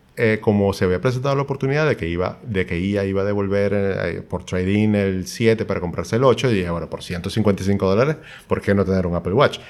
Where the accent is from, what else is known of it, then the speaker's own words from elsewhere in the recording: Maracaibo, Zulia, Venezuela; moved away as an adult; also born or lived in Europe; now in Chile; somos dos maracuchos, sí, pero con ocho años viviendo en Chile